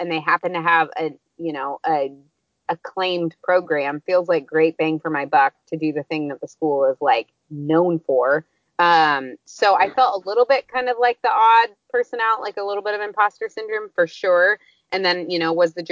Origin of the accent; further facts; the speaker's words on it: just outside of St. Louis, Missouri, United States; moved away as an adult; also born or lived in Uganda; I grew up just outside of St. Louis